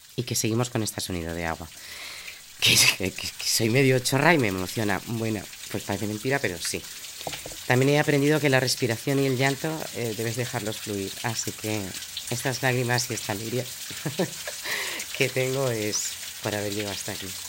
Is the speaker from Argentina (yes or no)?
no; Madrid, Community of Madrid, Spain; moved away as an adult; now in Zaragoza, Spain; yo soy madrileña, he vivido muchas partes de España